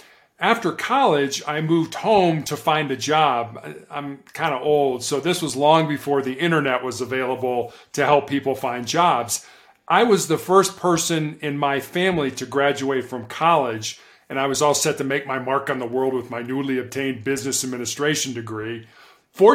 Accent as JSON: {"language": "English", "town": "Chicago", "region": "Illinois", "country": "United States", "tie": "born or raised there", "also_born_or_lived": "Charleston, South Carolina", "said": "I was born and raised in Chicago, Illinois, in the United States."}